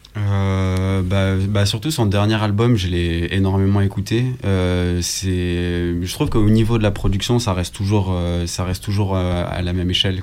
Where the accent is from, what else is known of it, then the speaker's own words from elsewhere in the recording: Nîmes, Occitania, France; moved away as an adult; now in Lyon, France; j'ai 25 ans, je viens de Nîmes.